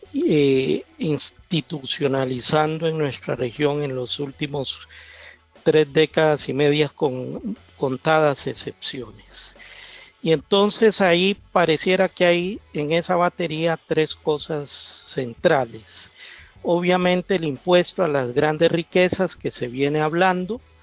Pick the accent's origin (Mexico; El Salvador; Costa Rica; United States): Costa Rica; accent: Costa Rican; vengo de Costa Rica